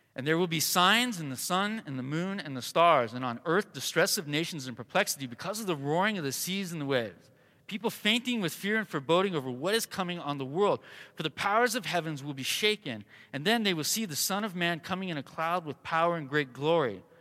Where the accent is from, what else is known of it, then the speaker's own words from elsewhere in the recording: Southern California, United States; also born or lived in Colorado; now in Arizona, United States; I was born and raised in Southern California